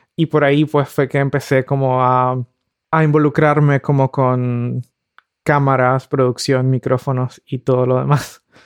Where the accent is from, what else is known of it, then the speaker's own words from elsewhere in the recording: Nicaragua; moved away as an adult; also born or lived in Mexico; now in Berlin, Germany; yo soy de Nicaragua y crecí y viví gran parte de mi vida en Nicaragua. Ahora vivo en Berlín